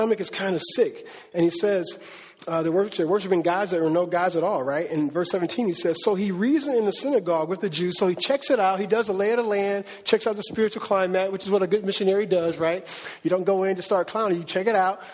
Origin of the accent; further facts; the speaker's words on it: Cleveland, Ohio, United States; I'm from Cleveland